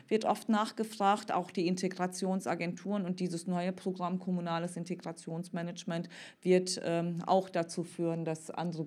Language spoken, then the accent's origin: German; Cologne, North Rhine-Westphalia, Germany; als Kölnerin